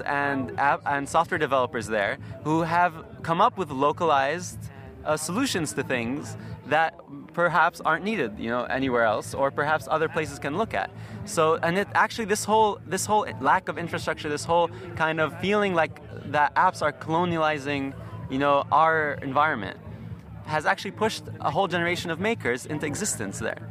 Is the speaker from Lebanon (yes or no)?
yes; Lebanon; I'm from Lebanon